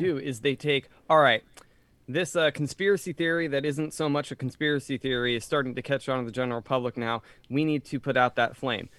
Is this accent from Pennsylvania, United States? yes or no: yes; Reading, Pennsylvania, United States; moved away; also born or lived in Jacksonville; Joe and I were raised in Reading.